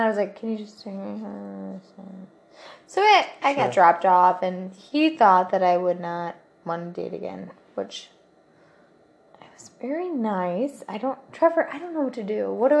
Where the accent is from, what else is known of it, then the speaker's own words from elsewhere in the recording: Russia; English is a second language; Now we're from Russia.